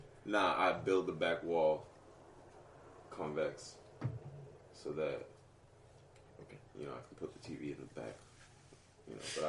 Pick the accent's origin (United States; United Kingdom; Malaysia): United States; Houston, Texas; Houston didn't have trailer parks when I was growing up, so we just had crackheads like in the city.